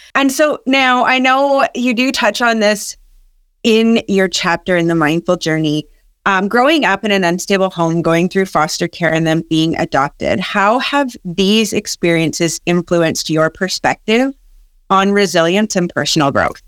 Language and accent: English; Canada; also born or lived in Massachusetts; I'm Canadian as well.